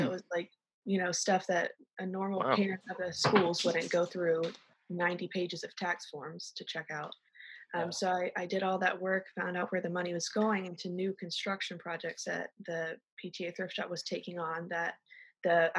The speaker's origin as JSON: {"language": "English", "town": "Sanford", "region": "North Carolina", "country": "United States", "tie": "born or raised there", "said": "I'm from there, born and raised."}